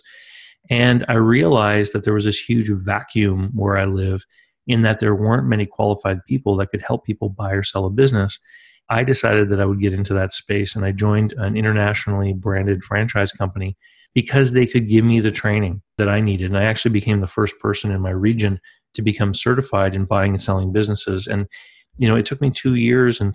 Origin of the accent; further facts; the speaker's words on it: East Coast of Canada, Canada; I'm from the East Coast of Canada, and I grew up here near two different coastlines, actually